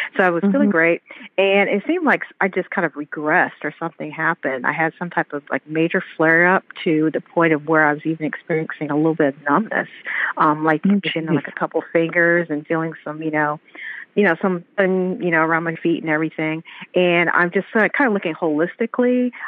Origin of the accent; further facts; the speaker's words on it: Atlanta, Georgia, United States; Good. I'm from Atlanta, Georgia.